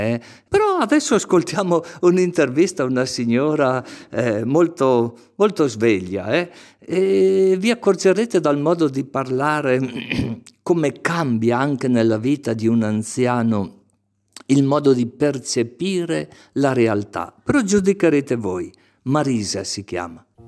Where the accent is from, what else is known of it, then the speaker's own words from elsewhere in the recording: Legnano, Lombardy, Italy; now in Brescia, Italy; Sono di Legnano in provincia di Milano.